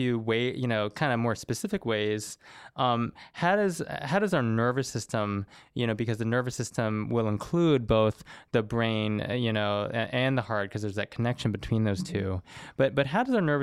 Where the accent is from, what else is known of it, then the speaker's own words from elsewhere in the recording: the South, United States; I grew up in the South